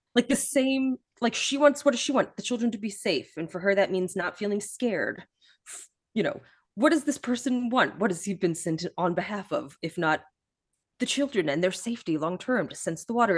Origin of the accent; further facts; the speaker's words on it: Midwest, United States; now in Pittsburgh, United States; I grew up in the Midwest as well, and I live in Pittsburgh